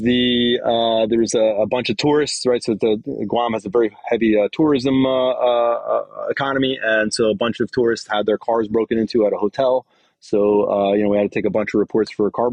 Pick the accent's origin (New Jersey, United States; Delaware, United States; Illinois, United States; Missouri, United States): New Jersey, United States; I'm from New Jersey, so I speak clearly